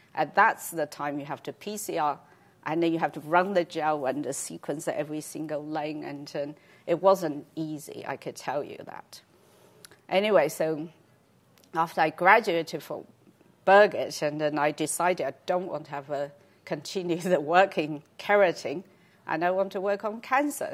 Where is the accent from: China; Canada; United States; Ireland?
China; moved away; I grew up in China